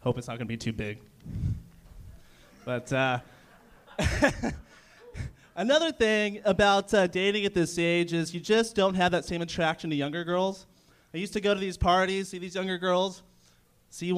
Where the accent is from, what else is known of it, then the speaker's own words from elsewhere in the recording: San Diego, California, United States; I'm from San Diego